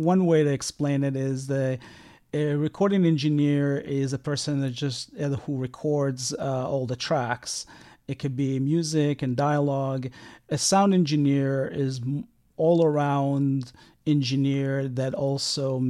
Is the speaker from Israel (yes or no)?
yes; Israel; moved away; I grew up in Israel